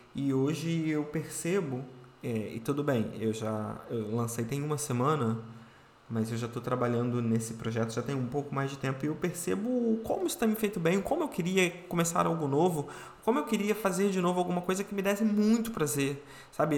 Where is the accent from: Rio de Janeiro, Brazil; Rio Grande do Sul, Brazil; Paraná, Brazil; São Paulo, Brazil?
Rio de Janeiro, Brazil; Eu sou carioca, nasci aqui no Rio de Janeiro, fui criado aqui no Rio de Janeiro